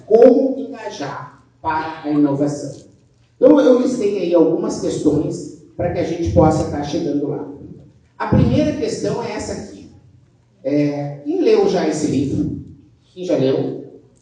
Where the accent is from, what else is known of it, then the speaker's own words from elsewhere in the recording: South Region, Brazil; accent: southern; vocês podem ver pelo meu sotaque, eu sou do sul